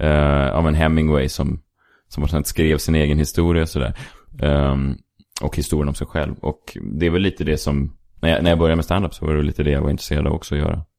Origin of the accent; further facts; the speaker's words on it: Stockholm, Stockholm County, Sweden; now in Stockholm, Sweden; jag är uppvuxen på eh, Sankt Eriksplan